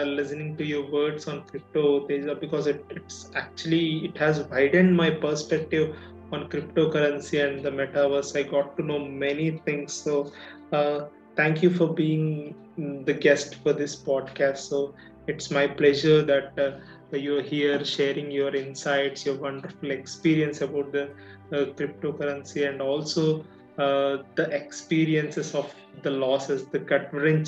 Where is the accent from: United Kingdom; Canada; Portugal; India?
India; also born or lived in Hyderabad; sitting on the couch in Hyderabad, being an Indian